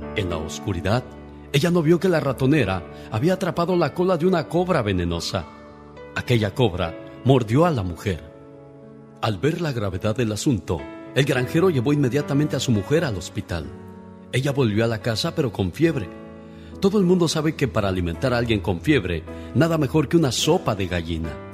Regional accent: Guanajuato, Mexico; moved away; Un día salí de Guanajuato, pero Guanajuato nunca salió de mí

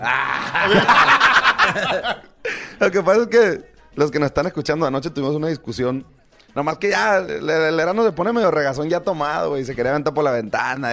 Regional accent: Choix, Sinaloa, Mexico; yo soy de Choice

